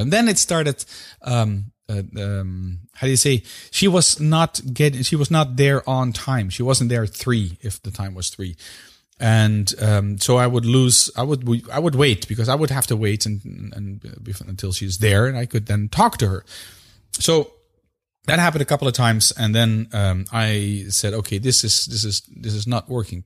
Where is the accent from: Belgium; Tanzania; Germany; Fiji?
Belgium; In my home country, where I currently live, which is Belgium